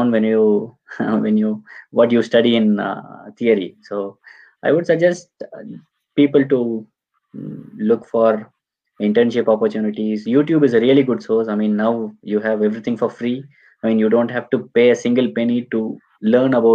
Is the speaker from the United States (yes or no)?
no; Tamil Nadu, India; now in Munich, Germany; I'm from Tamil Nadu, so we have a small community here in Munich.